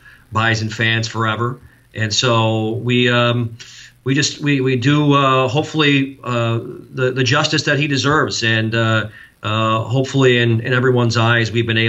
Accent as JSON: {"language": "English", "town": "Mitchell", "region": "South Dakota", "country": "United States", "tie": "born or raised there", "said": "my hometown was a big high school basketball town. So you grew up wanting to play high school basketball in Mitchell, South Dakota"}